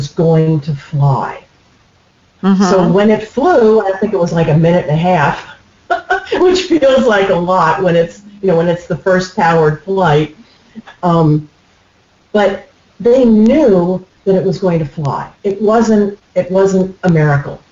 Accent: United States; I'm an American

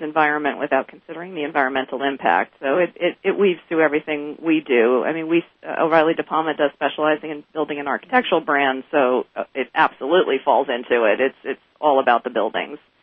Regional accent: Northeast, United States; now in Atlanta, United States; I'm originally from the Northeast

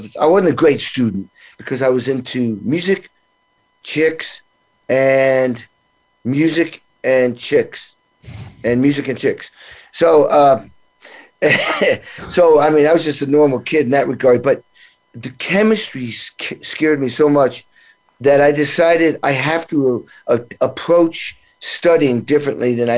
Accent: New England, Western Mass, Massachusetts, United States; my small little town, 3,000 people I grew up in New England

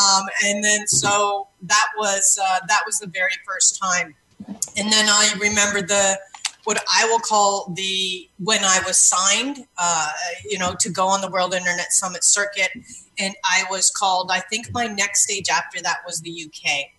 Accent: Canada; Yeah, I'm Canadian, and Canadians apparently too.

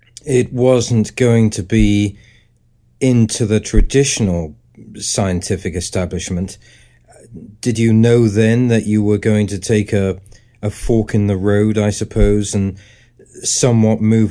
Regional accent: near Stonehenge, South West England, United Kingdom; growing up near Stonehenge

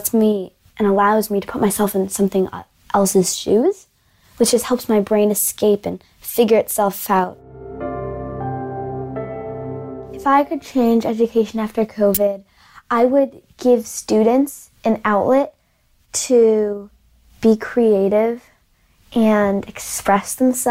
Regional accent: Marblehead, Massachusetts, United States; I'm from Marblehead, Massachusetts

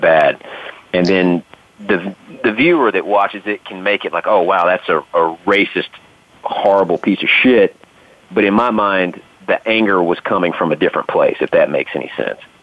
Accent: the South, United States; I grew up in the South

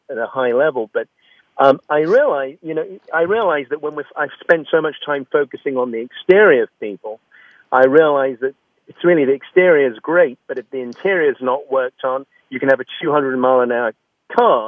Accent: London, United Kingdom; moved away as an adult; now in United States; I was born in London, mm-hmm. and I had a very close family. My mother and father were my best friends, and grew up and went to a very traditional English school

